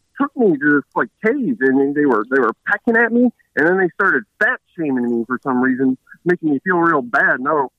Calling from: Chicago, Illinois, United States; I'm in Chicago right now. I'm home.

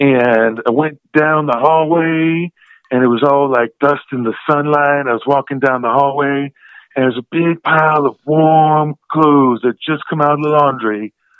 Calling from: Denver, Colorado, United States; I'm calling from Denver, Colorado.

